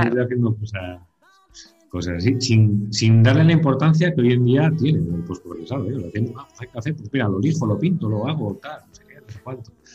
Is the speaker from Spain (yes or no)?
yes; La Bañeza, Castile and León, Spain; now in Zamora, Spain; soy de la Bañeza, León, zona carnavalera 100%